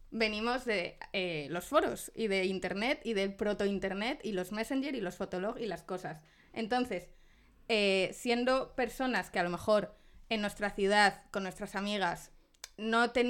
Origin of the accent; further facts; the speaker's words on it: Zamora, Castile and León, Spain; moved away as an adult; also born or lived in Salamanca; now in Madrid, Spain; yo, que soy de Zamora